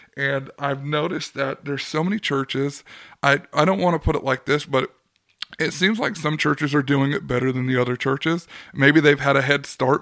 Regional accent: California, United States; also born or lived in Oklahoma; now in Arkansas, United States; growing up in California

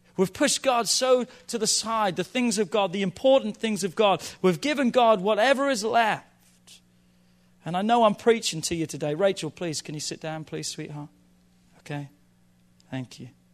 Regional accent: England, United Kingdom; now in United States; I grew up in England

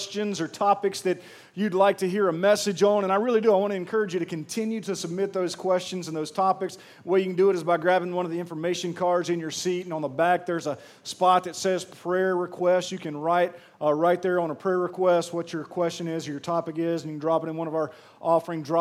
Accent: Pearl, Mississippi, United States; I'm from Pearl, Mississippi

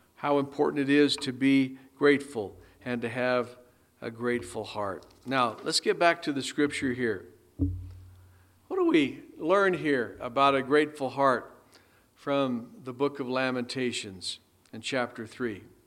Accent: United States; as American citizens of this great country

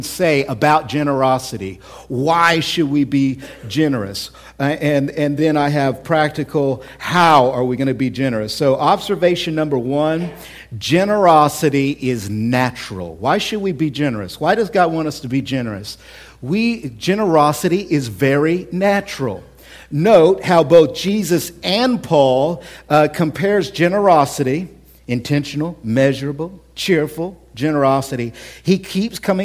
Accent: Oklahoma City, Oklahoma, United States; now in Central Illinois, United States; I grew up, born and raised in Oklahoma City, born and raised there.

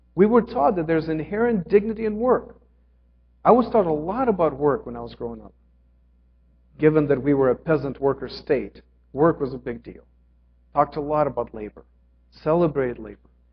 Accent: Ukraine; moved away; I grew up in Ukraine.

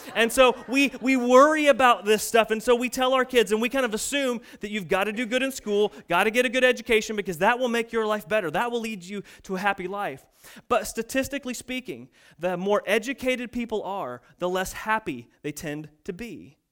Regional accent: United States; we're American

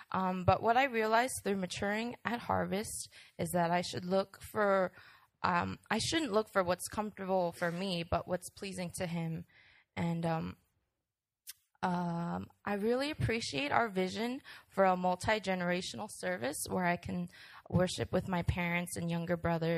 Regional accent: New York, United States; born there; I was born in New York as the first child of … who brought me up with the truths of Christ by bringing me to church and praying for me daily.

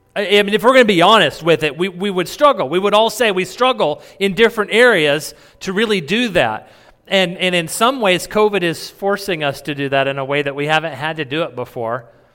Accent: New Mexico, United States; I grew up in New Mexico.

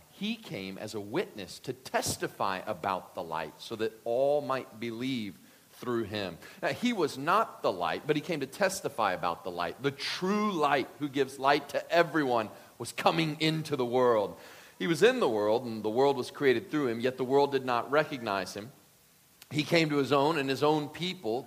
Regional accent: Deep South, United States; grew up in the Deep South

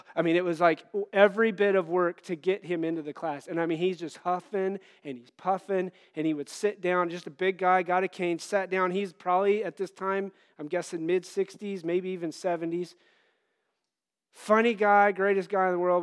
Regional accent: Wyoming, United States; moved away; the church I grew up in out in Wyoming

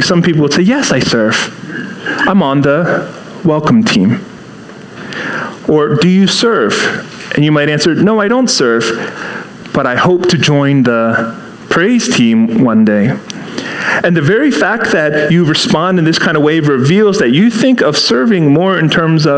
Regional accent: Seattle, Washington, United States; now in East Coast, United States; I grew up in Seattle. And then, you know, moved here to the East Coast

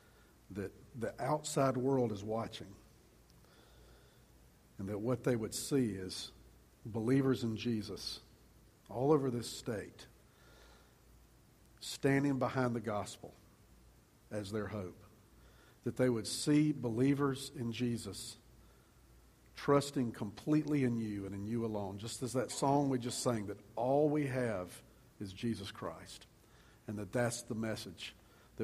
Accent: Columbia, South Carolina, United States; When I was in middle school, growing up in Columbia, I was on a church basketball team.

